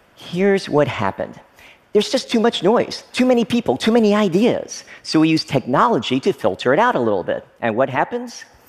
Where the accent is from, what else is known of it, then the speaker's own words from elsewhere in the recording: Frankfort, Kentucky, United States; moved away as an adult; also born or lived in Oneida, Tennessee / Stearns, Kentucky; I lived there for the first few years of my life before moving to another small town, Frankfort, Kentucky. Basically, I grew up in small town America